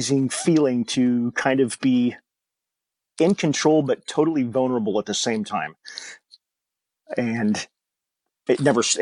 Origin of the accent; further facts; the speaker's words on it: Pacific Northwest, United States; moved away as an adult; now in Northern California, United States; I am originally from the Pacific Northwest, so I grew up riding motorcycles in the soggy portion of Oregon and Washington